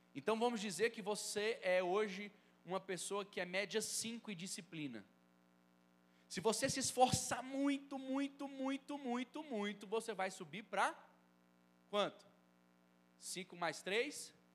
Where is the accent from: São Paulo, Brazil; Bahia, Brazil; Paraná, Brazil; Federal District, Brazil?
Federal District, Brazil; Brasília; eu sou lá de Brasília, da Igreja Batista Filadélfia